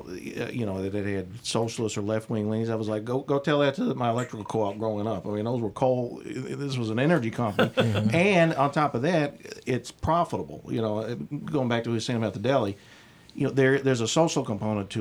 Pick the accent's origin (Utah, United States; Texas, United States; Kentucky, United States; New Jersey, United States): Kentucky, United States; Eastern; now in Louisville, United States; I come from Eastern Kentucky